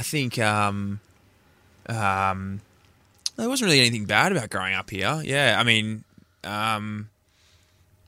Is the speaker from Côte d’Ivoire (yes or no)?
no; Karratha, Western Australia, Australia; I actually grew up here on and off. So I actually went to pre-primary and year five at St. Paul's